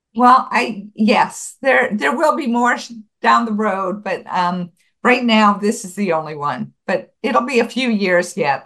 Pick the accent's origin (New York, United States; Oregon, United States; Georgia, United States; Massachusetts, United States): New York, United States; Buffalo; moved away; I grew up in Buffalo, New York